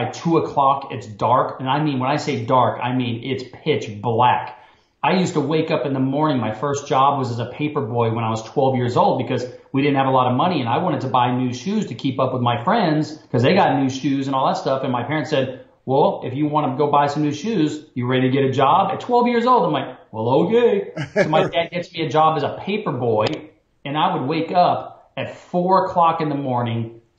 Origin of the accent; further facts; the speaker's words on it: Alaska, United States; And growing up there, you kind of take it for granted.